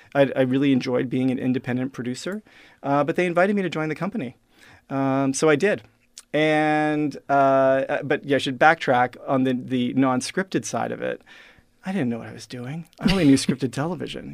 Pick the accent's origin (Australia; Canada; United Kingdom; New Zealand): Canada; Regina, Saskatchewan; I am uh, now the first person you've met from Regina, Saskatchewan